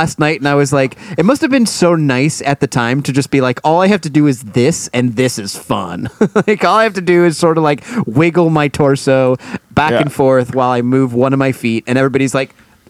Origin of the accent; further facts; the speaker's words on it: Cleveland, Ohio, United States; I'm from Cleveland.